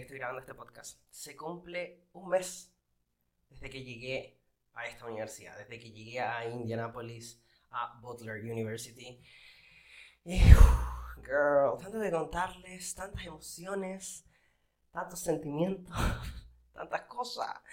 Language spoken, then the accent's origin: Spanish; Valparaíso, Chile; moved away as an adult; now in United States; yo no soy de Los Ángeles, yo soy de Valparaiso City